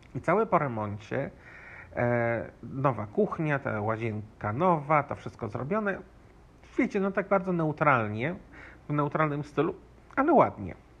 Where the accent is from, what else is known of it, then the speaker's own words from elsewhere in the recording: Poland; now in Nuevo Laredo, Mexico; ja z Polski